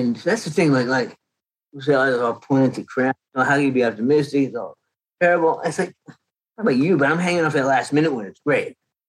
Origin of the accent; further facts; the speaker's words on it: Canada; moved away; I came from Canada in 1979.